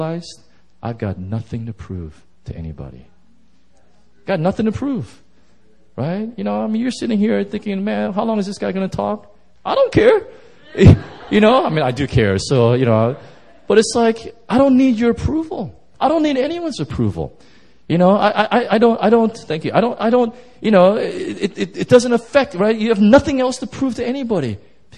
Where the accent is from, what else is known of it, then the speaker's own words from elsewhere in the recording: Skokie, Illinois, United States; moved away; also born or lived in Southern California / Seoul, South Korea; my brother and I, we grew up in Chicago, I lived in Skokie